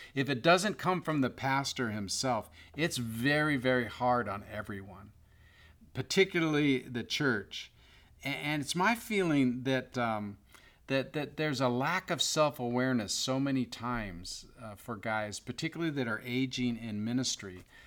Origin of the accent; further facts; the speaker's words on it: Bay Area, California, United States; I grew up in the Bay Area as a San Francisco Giants fan